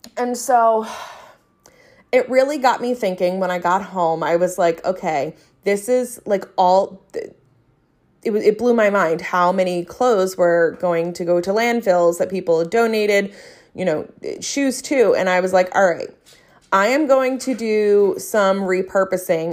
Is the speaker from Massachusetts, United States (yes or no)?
no; New Jersey, United States; accent: South Jersey; my South Jersey accent